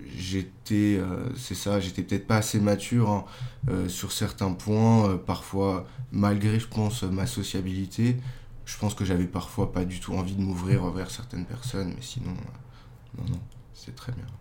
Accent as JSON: {"language": "French", "town": "Meudon", "region": "Île-de-France", "country": "France", "tie": "born or raised there", "also_born_or_lived": "Paris", "lives_now": "Boulogne-Billancourt, France", "said": "Je suis né à Paris et en fait, euh, j'ai toujours habité à Meudon"}